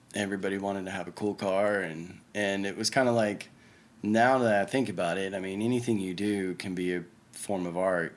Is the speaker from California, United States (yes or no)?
no; Oklahoma City, Oklahoma, United States; I was born and raised here in Oklahoma City